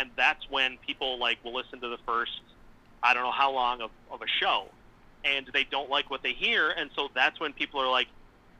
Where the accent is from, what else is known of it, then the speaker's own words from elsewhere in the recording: St. Cloud, Minnesota, United States; So originally I'm from St. Cloud.